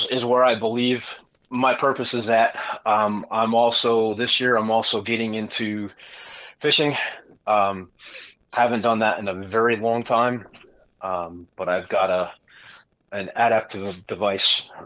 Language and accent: English; Connecticut, United States; moved away as an adult; now in Missouri, United States; I grew up in Connecticut